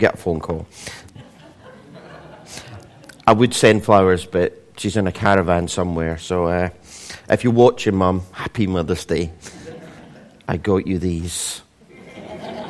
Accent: Scotland, United Kingdom; being Scottish

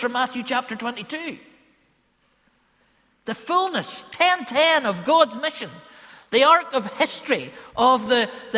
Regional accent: Ballymena, Northern Ireland, United Kingdom; I am from Ballymena

